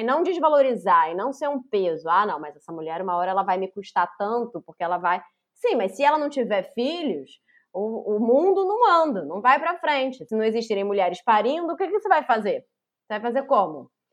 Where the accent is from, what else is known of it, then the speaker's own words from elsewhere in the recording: Rio de Janeiro, Brazil; Nasci em Laranjeiras, na cidade do Rio de Janeiro, em 1983